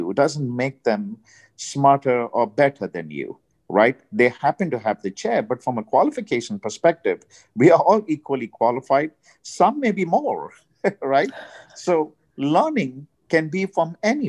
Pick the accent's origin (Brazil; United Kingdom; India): India; now in United States; I'm from India.